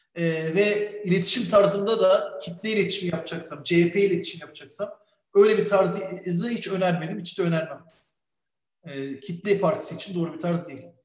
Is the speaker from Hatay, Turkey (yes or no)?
no; Bursa, Turkey; Türk bir çocuk olarak Bursa'da büyüdüm